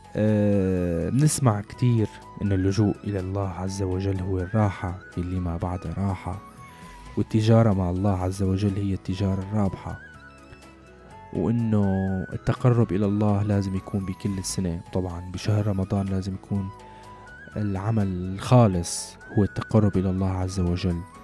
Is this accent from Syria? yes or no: yes; Syria